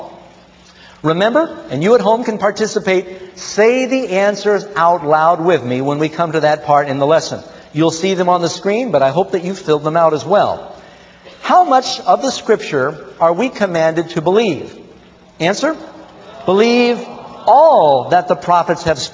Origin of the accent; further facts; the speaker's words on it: New York City, New York, United States; when I grew up here in New York City